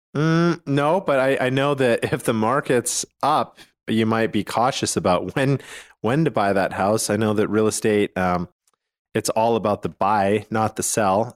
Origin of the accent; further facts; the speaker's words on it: Calgary, Alberta, Canada; now in Utah, United States; I'm from Calgary, Canada